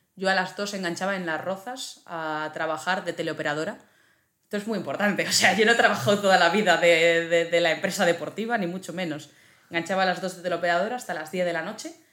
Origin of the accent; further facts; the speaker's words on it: Zaragoza, Aragon, Spain; also born or lived in Huesca; yo soy de Zaragoza